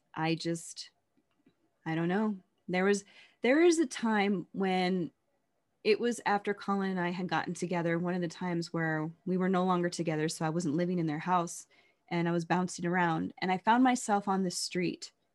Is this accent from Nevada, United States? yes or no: yes; Las Vegas, Nevada, United States; growing up in Las Vegas